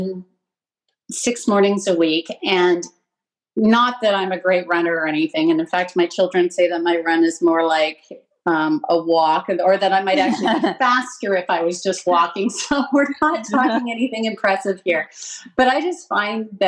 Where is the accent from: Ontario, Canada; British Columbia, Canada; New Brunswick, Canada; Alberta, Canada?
British Columbia, Canada; Lower Mainland; I grew up in the Lower Mainland. I was really lucky to grow up here.